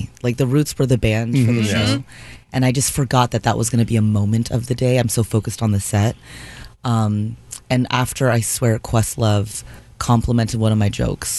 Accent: Anaheim, California, United States; moved away as an adult; now in Los Angeles, United States; I grew up in Anaheim Hills.

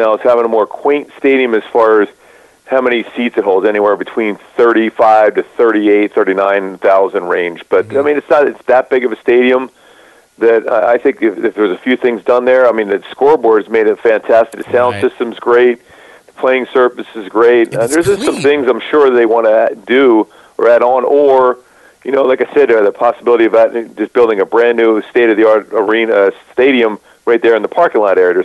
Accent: Philadelphia, Pennsylvania, United States; moved away; We grew up back in the East Coast in the Philly area, both of us did.

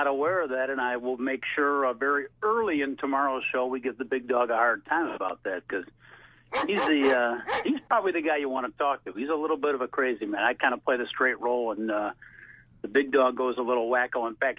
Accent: Chicago, Illinois, United States; I grew up in Chicago all my life.

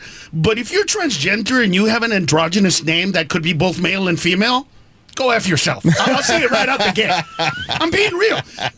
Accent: Honduras; Yeah, I grew up in Honduras for part of the time. So when I was in my mid-20s, I came home and I talked to my dad about gay.

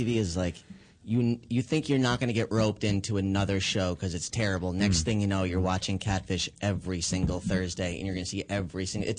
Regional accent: Albany, New York, United States; I'm from Albany, New York

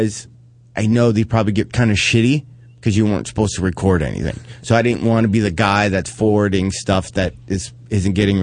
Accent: Detroit, Michigan, United States; moved away; my hometown of Detroit

